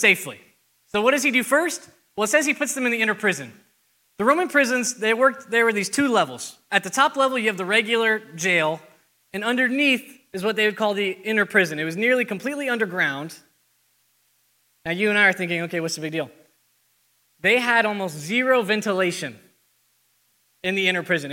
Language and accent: English; Arizona, United States; now in Texas, United States; I'm not a native to Texan, I'm from Arizona